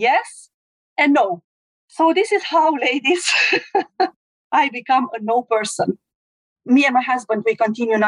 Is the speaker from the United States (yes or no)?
no; Romania; I'm from Romania